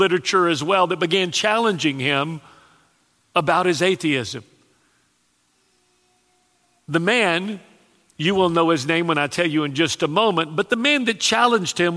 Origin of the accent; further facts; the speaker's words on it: Texas, United States; now in South Louisiana, United States; when I was raised in Texas, I didn't know what a buffet was